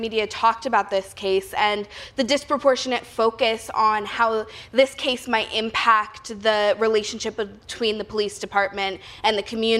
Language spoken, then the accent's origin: English; Oakland, California, United States; I was a young teenager at the time. I'm born and raised in Oakland